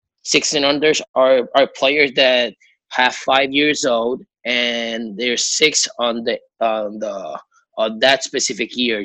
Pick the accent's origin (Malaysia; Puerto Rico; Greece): Puerto Rico; I'm from Puerto Rico